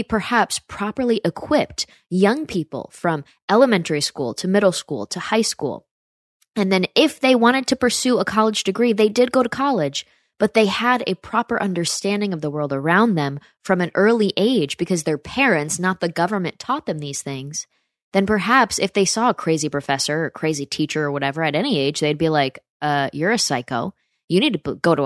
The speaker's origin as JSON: {"language": "English", "region": "upstate New York", "country": "United States", "tie": "born or raised there", "said": "my hometown in upstate New York"}